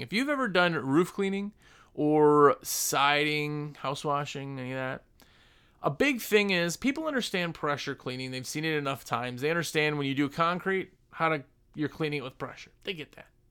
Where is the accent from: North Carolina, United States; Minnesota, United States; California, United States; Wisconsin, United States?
Wisconsin, United States; I'm from Wisconsin. Everybody hunts it in Wisconsin, I guess